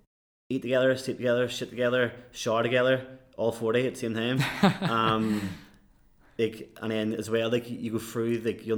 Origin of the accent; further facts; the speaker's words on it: Cork, Munster, Ireland; accent: Belfast; now in Belfast, United Kingdom; I was born in Belfast and I spent most of my life growing up in Cork.